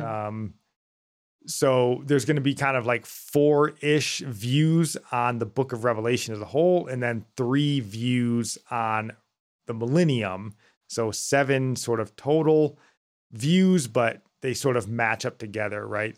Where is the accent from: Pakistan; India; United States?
United States; us being American